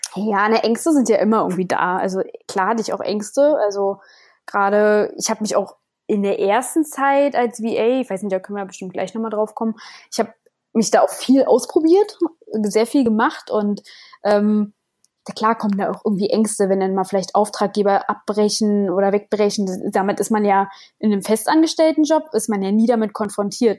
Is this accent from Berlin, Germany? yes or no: yes; Berlin, Germany; moved away; ich komme ursprünglich komme ich aus Berlin